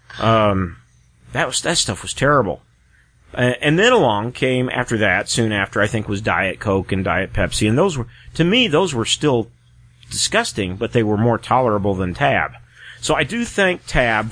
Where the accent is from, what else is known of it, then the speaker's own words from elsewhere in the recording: Michigan, United States; also born or lived in Missouri; now in Alamogordo, United States; up until the time I was almost 8 years old, we lived and I was growing up in Missouri where everything was sweetened tea. And then we moved up to Michigan